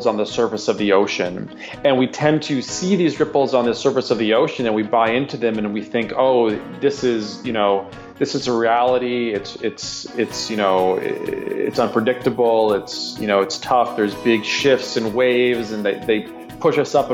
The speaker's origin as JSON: {"language": "English", "region": "Minnesota", "country": "United States", "said": "I'm from the Midwest, from Minnesota"}